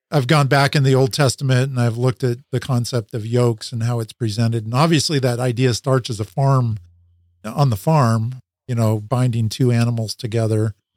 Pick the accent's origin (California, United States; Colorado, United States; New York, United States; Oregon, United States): Oregon, United States; Salem; moved back, uh, to my hometown where my wife and I, my high school sweetheart that I married, um, where we had grown up